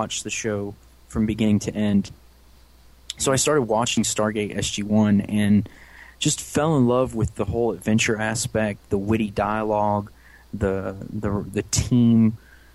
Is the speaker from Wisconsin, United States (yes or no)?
no; St. Louis, Missouri, United States; I was born in St. Louis, Missouri.